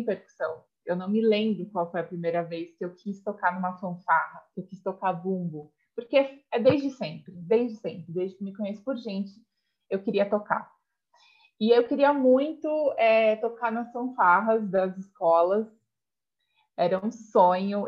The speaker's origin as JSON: {"language": "Portuguese", "town": "Alumínio", "region": "São Paulo", "country": "Brazil", "moved": "yes", "lives_now": "São Paulo, Brazil", "said": "eu sou do interior de São Paulo, como você sabe, da cidade de Alumínio"}